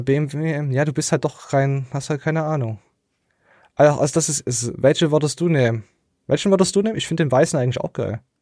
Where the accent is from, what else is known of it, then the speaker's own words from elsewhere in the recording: the East, eastern Germany, Germany; Ich bin einfach nur im Osten geboren